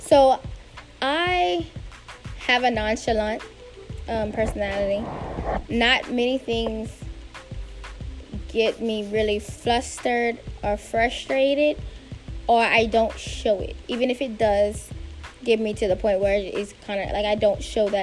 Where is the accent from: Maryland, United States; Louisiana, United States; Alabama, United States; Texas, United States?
Louisiana, United States; South; moved away as an adult; now in Washington, D.C., United States; Born and raised in South Louisiana, a recent DMV transplant